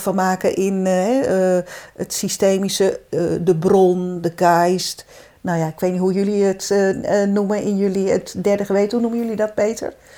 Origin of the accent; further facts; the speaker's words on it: Zeeland, Netherlands; moved away as an adult; also born or lived in Brabant; ik ben Zeeuwse